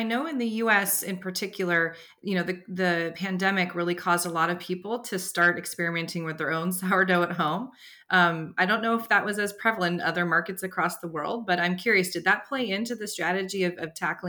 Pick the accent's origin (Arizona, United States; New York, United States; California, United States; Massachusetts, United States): California, United States; Bay Area; I grew up in the Bay Area